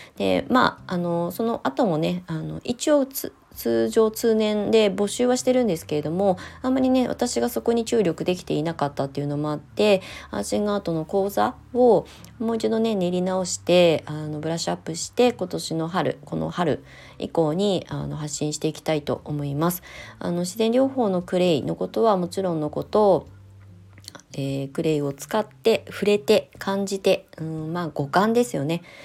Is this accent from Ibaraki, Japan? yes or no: yes; hometown with the Nichido Museum of Art, Ibaraki, Japan; moved away as an adult; そういうところで生まれ育った